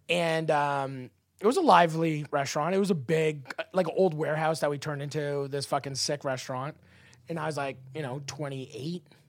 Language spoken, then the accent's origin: English; Canada; I'm Canadian